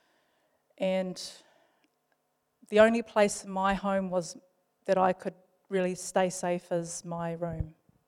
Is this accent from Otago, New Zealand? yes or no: no; Palmerston North, Manawatū-Whanganui, New Zealand; also born or lived in Wellington; I was originally from Wellington, but I grew mostly up in Palmerston North